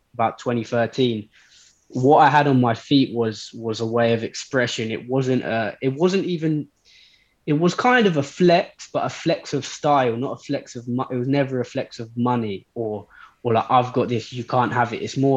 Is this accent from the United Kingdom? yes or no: yes; London, United Kingdom; I'm a sneakerhead from London